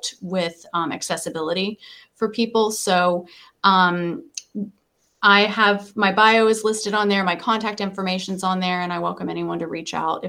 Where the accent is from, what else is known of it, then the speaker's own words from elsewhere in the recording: United States; I grew up in Polk County